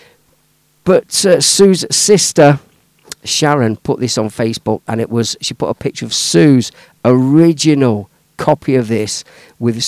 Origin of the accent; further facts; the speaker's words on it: Leicester, East Midlands, United Kingdom; also born or lived in Melton Mowbray, Leicestershire; when we were teenagers growing up in Leicester, round near the old Filbert Street, Leicester City football ground. We all grew up around there